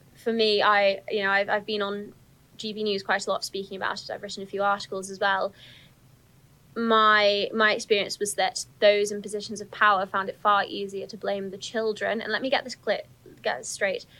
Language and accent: English; Telford, West Midlands, United Kingdom; I grew up in Telford